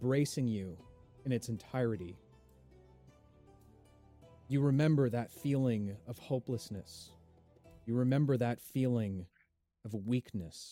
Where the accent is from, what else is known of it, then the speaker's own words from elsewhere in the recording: Canada; accent: thick Canadian; It's my thick Canadian accent.